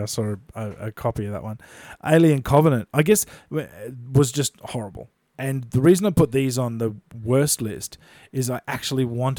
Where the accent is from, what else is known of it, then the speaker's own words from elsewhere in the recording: Australia; growing up in Australia